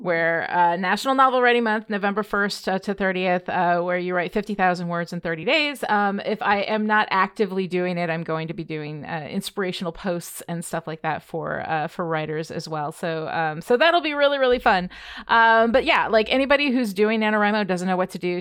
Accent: Red Hook, New York, United States; I grew up in Red Hook, which is where Bard is

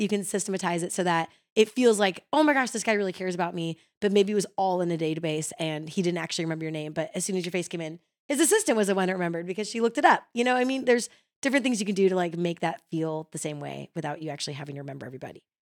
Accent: Chicago, Illinois, United States; now in Nashville, United States; growing up in Chicago

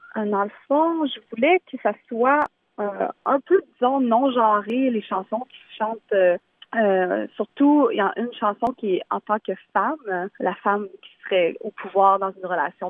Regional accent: Thetford Mines, Quebec, Canada; j'ai été élevée euh, à Thetford Mines, donc euh, c'était très francophone.

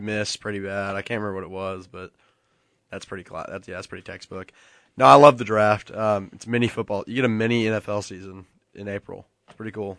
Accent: Nashville, Tennessee, United States; I'm from Nashville

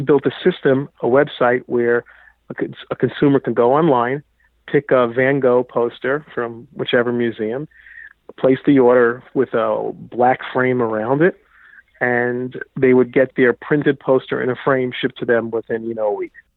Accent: New York, United States; I grew up in New York.

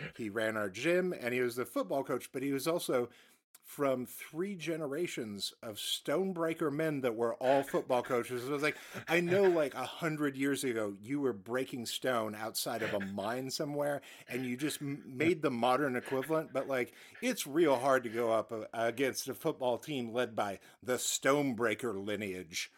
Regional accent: United States; as an American

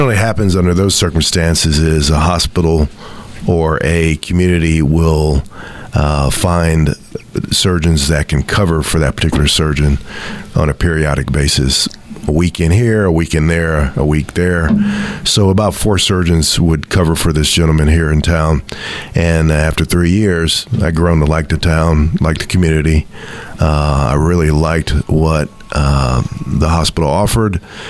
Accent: Houston, Texas, United States; also born or lived in Beaumont, Texas / Austin, Texas; now in Texarkana, United States; I'm a native Texan. I grew up in Houston.

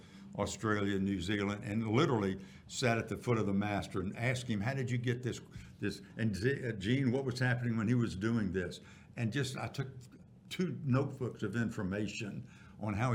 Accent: Baton Rouge, Louisiana, United States; moved away as an adult; also born or lived in Dallas; I got to Dallas from Baton Rouge, where I'm from

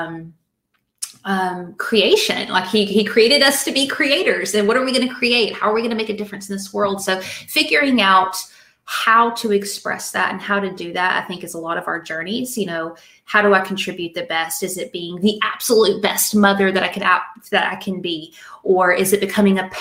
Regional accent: Little Rock, Arkansas, United States; accent: Southern; moved away as an adult; also born or lived in Springfield, Missouri; now in Georgia, United States; Little Rock, Arkansas. So born and raised in Arkansas for the most part

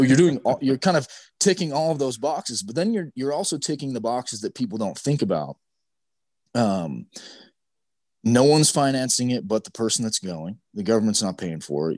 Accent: Utah, United States; growing up in Utah

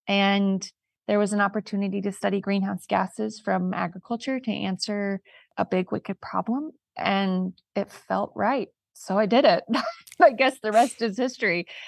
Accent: California, United States; I'm a woman from California

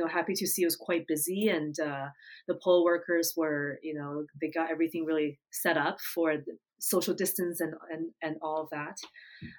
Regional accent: United States; also born or lived in Japan; I grew up in the States, not too far from New York City

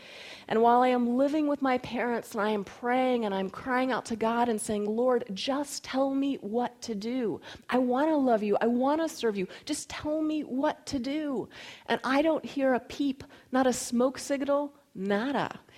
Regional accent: North Carolina, United States; also born or lived in Florida / Colorado; even though I was born in Florida and grew up in North Carolina and primarily spent my formative years in Colorado

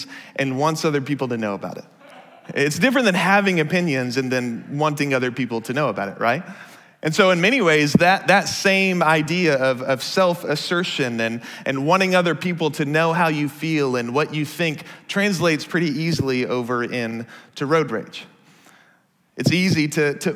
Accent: Dallas, Texas, United States; now in Seattle, United States; I grew up in the Dallas area, which means I was taught how to drive as a Texan

